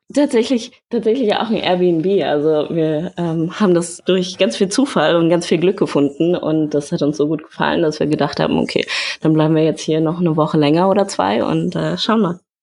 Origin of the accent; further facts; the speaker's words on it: Berlin, Germany; moved away; also born or lived in Hamburg; ich komme aus Berlin. Ich habe in ähm, Berlin und Hamburg studiert.